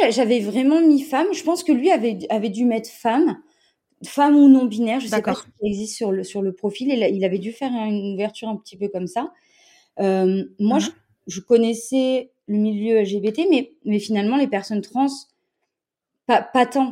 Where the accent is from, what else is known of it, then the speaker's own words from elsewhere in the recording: Montpellier, Occitania, France; je viens de Montpellier.